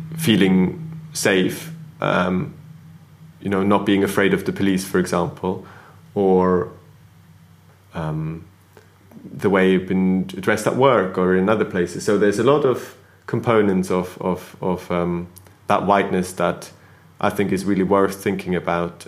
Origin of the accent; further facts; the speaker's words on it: Switzerland; now in United Kingdom; growing up in Switzerland in school rarely talked or thought about uh, ethnicity